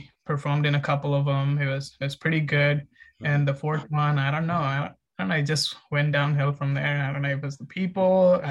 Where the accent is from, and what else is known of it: India; moved away as an adult; also born or lived in Ahmedabad, India / Bangalore, India; now in Long Beach, United States